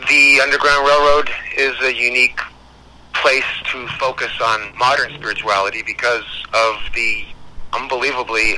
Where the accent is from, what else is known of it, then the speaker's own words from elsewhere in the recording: Scotland, United Kingdom; now in Canada; I am from Scotland. I'm not even from this continent.